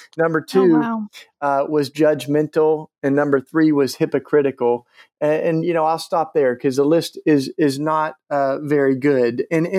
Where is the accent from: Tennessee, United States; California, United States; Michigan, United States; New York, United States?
Tennessee, United States; I grew up in Tennessee, fell in love with Jesus.